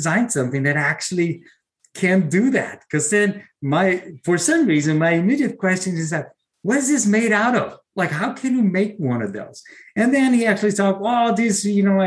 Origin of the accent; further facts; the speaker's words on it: Brazil; moved away as an adult; now in United States; I'm originally from Brazil.